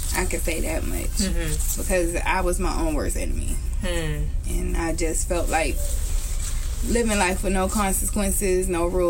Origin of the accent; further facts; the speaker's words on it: Youngstown, Ohio, United States; I grew up in Youngstown.